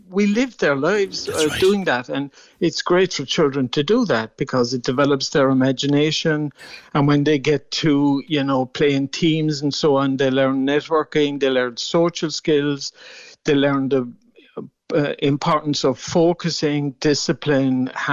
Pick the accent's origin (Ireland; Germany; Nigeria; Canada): Ireland; Mallow, Munster; I played mostly hurling and soccer in my hometown of Mallow